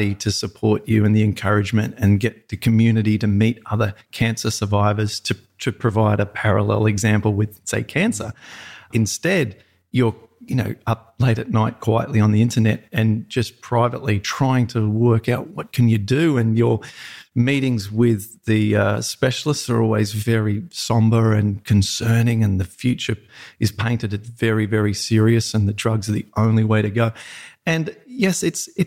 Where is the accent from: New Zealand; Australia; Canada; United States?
Australia; Peak Hill, New South Wales; I'm a total farmer upbringing